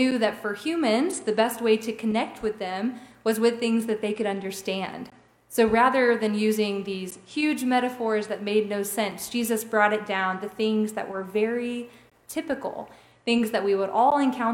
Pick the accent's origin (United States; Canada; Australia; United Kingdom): United States; Robertsdale, Alabama; people that I grew up with in Robertsdale